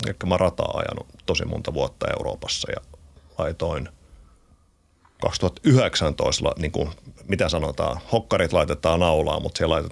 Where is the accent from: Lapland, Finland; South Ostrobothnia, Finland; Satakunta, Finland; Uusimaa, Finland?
Uusimaa, Finland; Porvoo; now in Helsinki, Finland; Mä tulin Porvosta, Porvosta ja mä, mä oon ylpeästi porvoolainen.